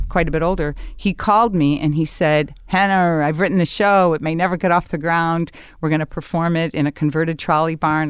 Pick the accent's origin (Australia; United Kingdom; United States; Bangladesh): United States; Chicago, Illinois; moved away; My, my, my whole neighborhood was very Polish and German.